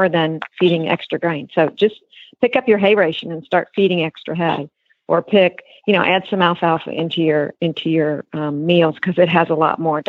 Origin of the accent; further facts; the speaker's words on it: New York, United States; moved away; I grew up in New York